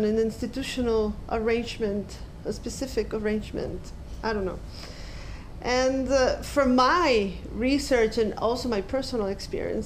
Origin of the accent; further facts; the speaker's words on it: Ecuador; moved away; I did my fieldwork in my home country, Ecuador